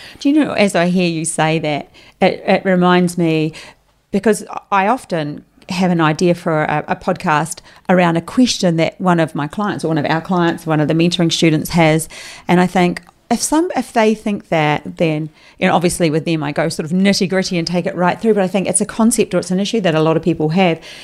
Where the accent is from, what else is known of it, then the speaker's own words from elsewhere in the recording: New Zealand; now in Queensland, Australia; I am from New Zealand, o, obviously. You'd understand my accent